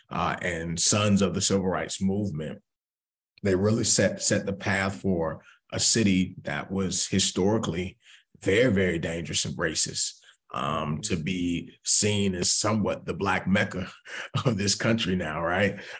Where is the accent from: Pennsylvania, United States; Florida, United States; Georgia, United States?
Georgia, United States; Atlanta; now in Boston, United States; I'm originally from Atlanta, Georgia, born and raised